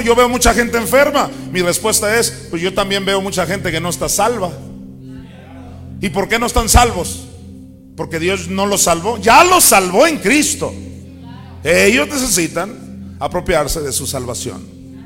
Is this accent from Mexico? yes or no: yes; Mexico; also born or lived in Chandler, Arizona; soy de México